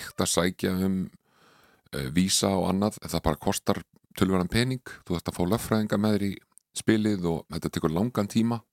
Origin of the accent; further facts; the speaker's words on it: Reykjavík, Capital Region, Iceland; also born or lived in Connecticut, United States; ólst ég upp í breyðhaldi.